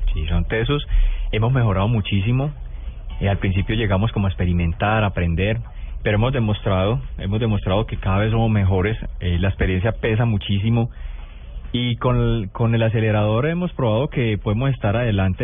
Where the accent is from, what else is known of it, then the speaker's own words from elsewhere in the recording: Toro, Valle del Cauca, Colombia; also born or lived in La Victoria, Valle del Cauca; now in Pereira, Colombia; Yo soy nacido en la Victoria Valle, criado en Toro Valle, pero hace 20 años eh, vivo en Pereira